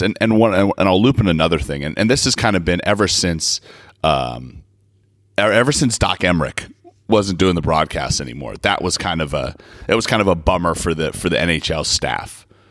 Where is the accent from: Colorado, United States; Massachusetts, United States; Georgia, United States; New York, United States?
Colorado, United States; my years growing up in Colorado